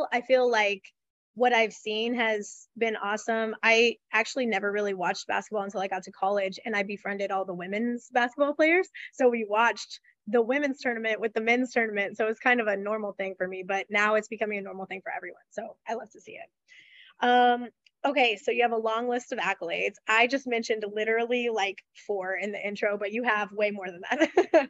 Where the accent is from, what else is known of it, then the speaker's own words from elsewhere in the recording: Wichita, Kansas, United States; I'm from Wichita originally.